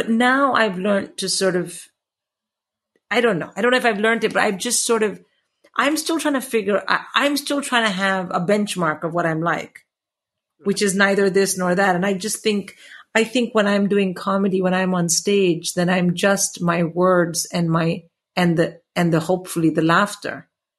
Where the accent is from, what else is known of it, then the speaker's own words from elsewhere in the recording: India; now in England, United Kingdom; when I came to England from India, I was not perceived in any way as a nerd or a geek.